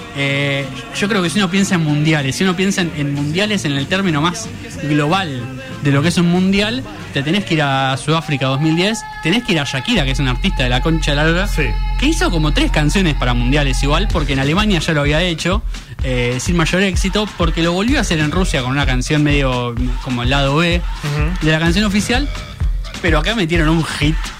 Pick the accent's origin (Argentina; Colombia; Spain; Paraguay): Argentina; acá en Argentina